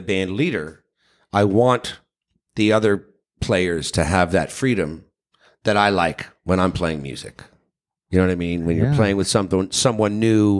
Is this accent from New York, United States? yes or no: yes; New York, United States; moved away as an adult; also born or lived in Seattle; now in Los Angeles, United States; I'm from New York, then I moved to Seattle after college and was there for like 6-7 years, and then I came